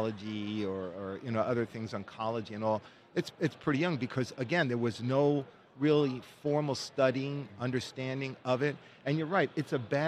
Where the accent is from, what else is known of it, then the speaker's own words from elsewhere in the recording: New Jersey, United States; moved away as an adult; also born or lived in New Orleans, Louisiana / Baton Rouge, Louisiana; I was born and raised in New Jersey, but I really grew up in New Orleans